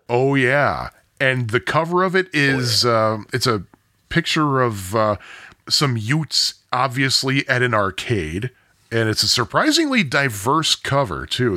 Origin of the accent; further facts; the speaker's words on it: United States; We're American